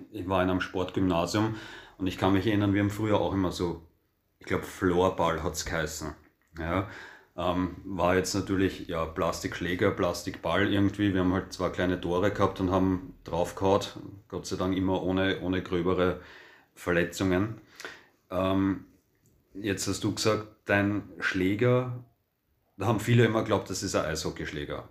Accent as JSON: {"language": "German", "country": "Austria", "said": "bei uns in Österreich"}